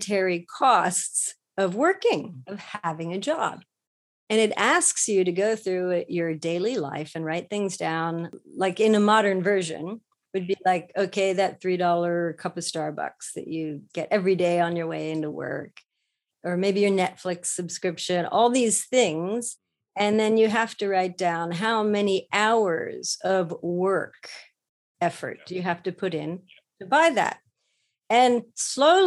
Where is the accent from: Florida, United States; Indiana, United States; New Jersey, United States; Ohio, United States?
Ohio, United States; moved away as an adult; now in Japan; I'm from Ohio in the US. So I was pretty landlocked most of my growing up life.